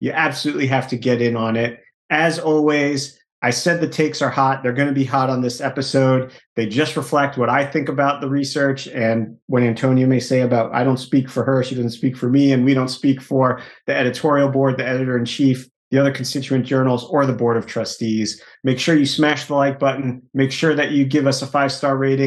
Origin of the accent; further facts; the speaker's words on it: New York, United States; I'm from New York